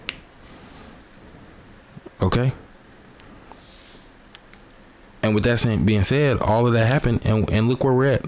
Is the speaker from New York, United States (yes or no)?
no; Atlanta, Georgia, United States; I grew up in the South. Obviously, I grew up in Atlanta, Georgia